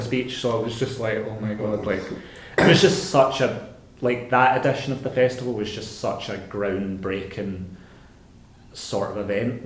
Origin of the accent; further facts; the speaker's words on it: Glasgow, Scotland, United Kingdom; my hometown of Glasgow